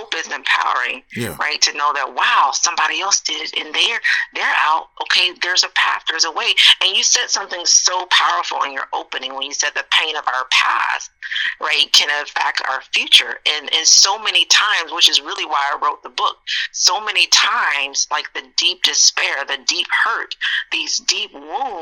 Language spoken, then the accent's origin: English; Montgomery, Alabama, United States; growing up in Montgomery, Alabama